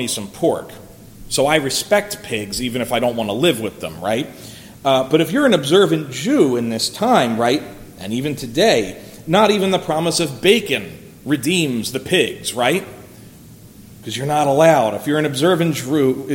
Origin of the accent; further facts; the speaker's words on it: Philadelphia, Pennsylvania, United States; when I was growing up in Philadelphia